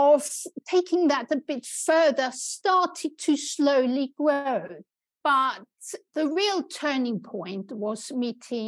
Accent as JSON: {"language": "English", "country": "Austria", "tie": "born or raised there", "also_born_or_lived": "Germany", "moved": "as an adult", "lives_now": "United Kingdom", "said": "I grew up in Austria, where I was also trained"}